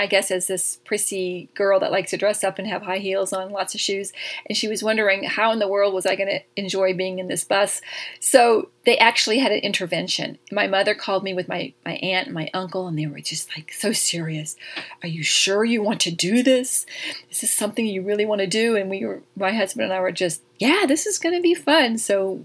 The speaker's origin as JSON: {"language": "English", "town": "Jackson", "region": "Mississippi", "country": "United States", "tie": "born or raised there", "also_born_or_lived": "Los Angeles", "accent": "Southern", "moved": "as an adult", "said": "I grew up there from 4th grade to all the way through my high school years. I graduated high school in Jackson, Mississippi. So I love my little Southern accent"}